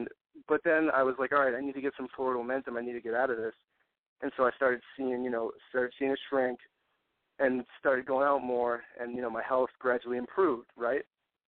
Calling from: Massachusetts, United States; 26, from Mass.

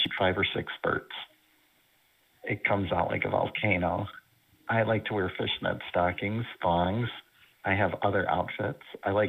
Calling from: Indiana, United States

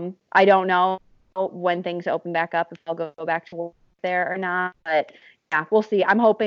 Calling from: Wisconsin, United States; Yeah, I am calling from Wisconsin right now. I'm back with my parents and my sister here. I usually live in Boston with my sister

